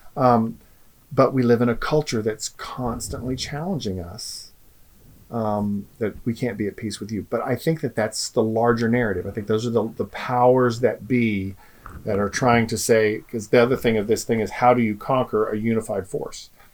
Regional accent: United States; especially as American human beings, we have a gift in this country

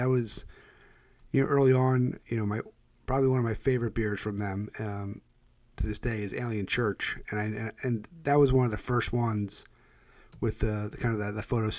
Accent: Philadelphia, Pennsylvania, United States; I'm originally from the Philadelphia area

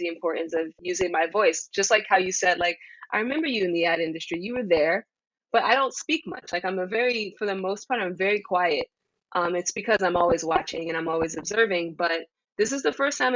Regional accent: New York City, New York, United States; I am from Jamaica, Queens

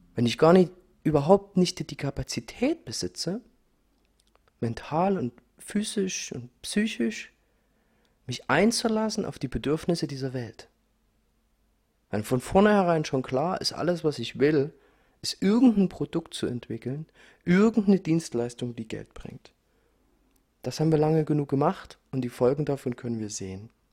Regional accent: Dresden, Saxony, Germany; ich bin in Dresden geboren, ich bin in Ostdeutschland aufgewachsen

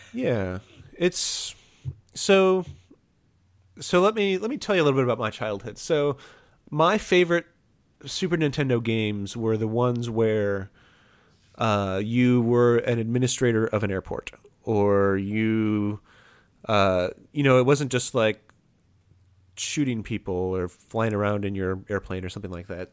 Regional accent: Fort Wayne, Indiana, United States; Fort Wayne, Indiana, my hometown

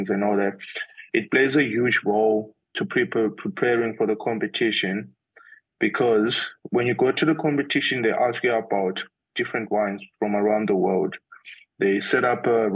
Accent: Bulawayo, Zimbabwe; moved away as an adult; now in Johannesburg, South Africa; I come from Zimbabwe in Bulawayo, yes. That's where I was born

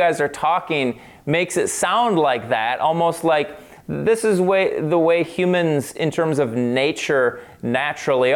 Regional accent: Minneapolis, Minnesota, United States; I grew up in Minneapolis. I went to your average school in Minneapolis

